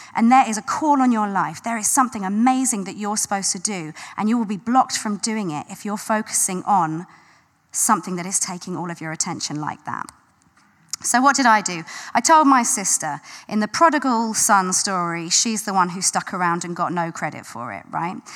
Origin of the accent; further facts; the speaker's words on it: London, United Kingdom; I grew up in South London.